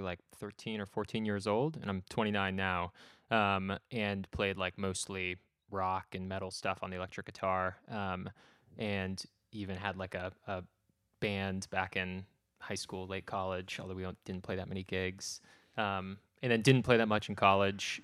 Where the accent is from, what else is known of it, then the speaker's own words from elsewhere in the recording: rural New Hampshire, United States; moved away as an adult; also born or lived in North Carolina; I grew up in rural New Hampshire